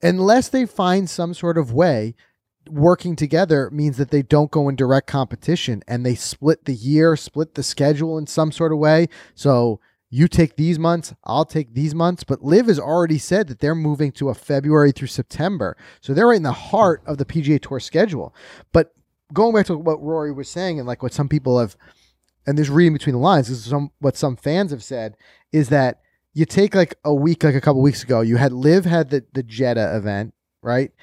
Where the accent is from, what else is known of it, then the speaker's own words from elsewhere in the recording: New York, United States; us New Yorkers.